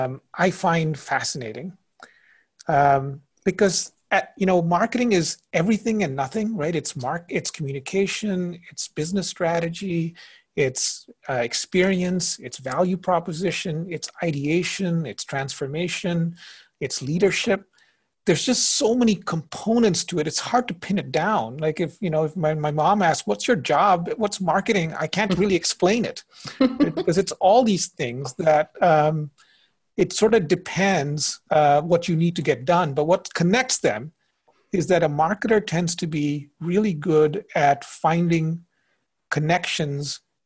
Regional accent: India; also born or lived in Indonesia; now in United States; Well, I grew up in India and Indonesia. And so if anything, I would have first said, I didn't think I'd be in the States.

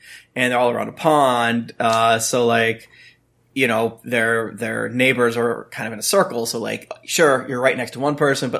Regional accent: Florida, United States; growing up in Florida

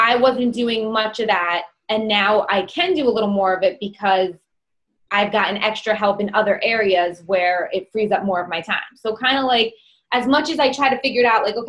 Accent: New York, United States; accent: New York; I have a New York accent.

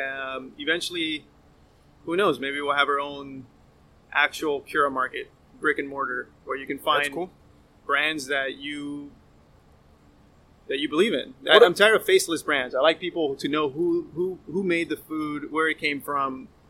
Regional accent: Miami, Florida, United States; we're from Miami. We love to be a Miami company.

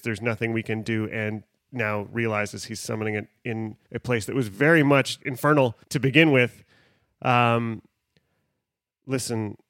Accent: Western Canada, Canada; I'm from the West

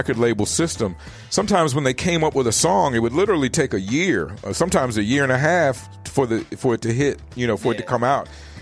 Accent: Virginia, United States; I come from the South. I come from Virginia

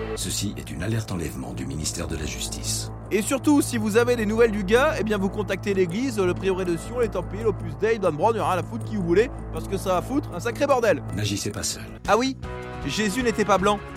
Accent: France; en tant que Français

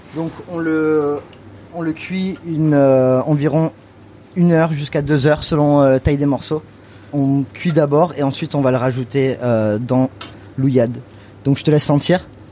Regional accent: United States; also born or lived in Catalonia (family origin, summers) / New York; now in France; comme j'ai grandi aux États-Unis, je venais en France que l'été

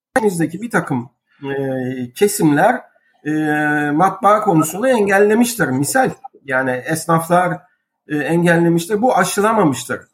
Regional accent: Istanbul, Turkey; also born or lived in Beşiktaş; İstanbul Fatih 1958 Eylül doğumlu.

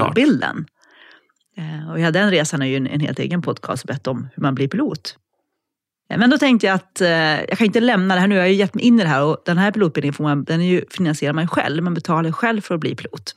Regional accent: Norrland, Sweden; moved away as an adult; also born or lived in Umeå / Alps; now in Linköping, Sweden; Jag är från Norrland från början, mm. uppvuxen där

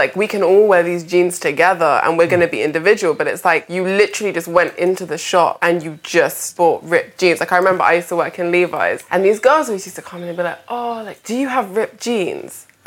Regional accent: London, United Kingdom; I grew up in Peckham

